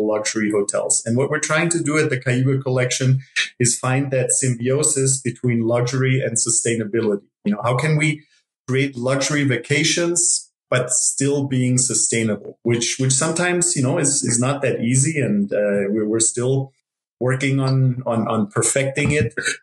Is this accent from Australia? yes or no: no; Germany; moved away as an adult; also born or lived in Ithaca, New York; now in Costa Rica; I grew up in Germany